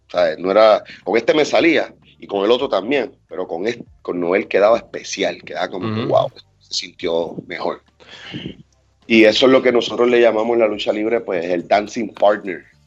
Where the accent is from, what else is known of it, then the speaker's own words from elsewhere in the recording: Puerto Rico; también somos de Puerto Rico